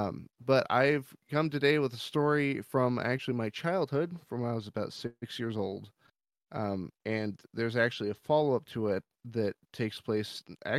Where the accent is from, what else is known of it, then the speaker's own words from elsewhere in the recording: Gresham, Oregon, United States; So I'm natively from Oregon, and I lived in an area called Gresham. It's sort of a suburb next to Portland